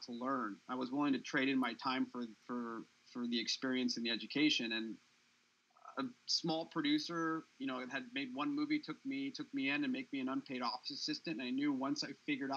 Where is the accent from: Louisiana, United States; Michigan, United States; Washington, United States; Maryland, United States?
Washington, United States; Seattle; moved away as an adult; also born or lived in California; I grew up in Seattle.